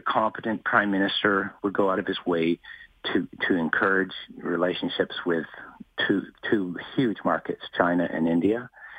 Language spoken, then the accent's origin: English; Canada; as a Canadian